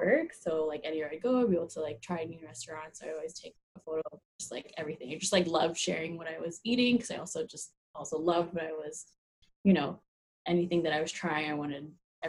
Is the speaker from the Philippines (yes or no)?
yes; Philippines; Yeah, and like you know, like we're both Filipino, we love to eat and cook and host parties